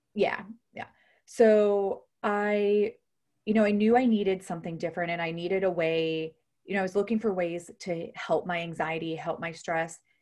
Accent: Ohio, United States; moved away as an adult; also born or lived in Houston, Texas; I'm originally from Ohio. I'm actually now back in Ohio

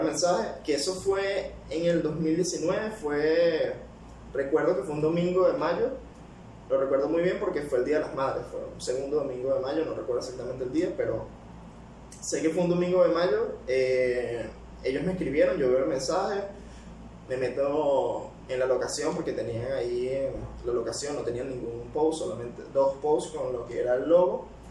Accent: Caracas, Capital District, Venezuela; accent: capitalino; moved away as an adult; also born or lived in Calabozo, Guárico, Venezuela / Peru; now in United Arab Emirates; ahí fue donde nací, me crié como hasta los 6 años y después de ahí me fui a vivir para Caracas. Estuve siempre viviendo en Caracas, en la capital, así que mi acento es más capitalino

